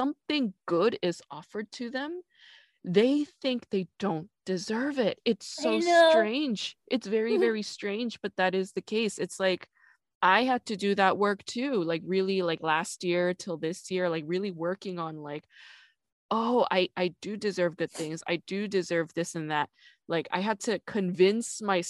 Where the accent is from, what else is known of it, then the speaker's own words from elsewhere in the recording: New York, United States; also born or lived in South Korea; now in Los Angeles, United States; I grew up in New York